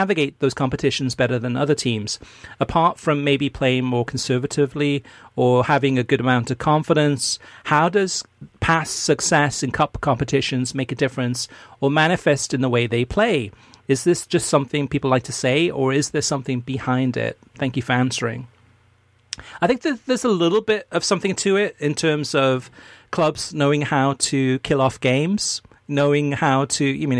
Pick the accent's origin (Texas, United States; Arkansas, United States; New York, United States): Arkansas, United States; how are states like my home state of Arkansas supposed to compete with this U.S. soccer system?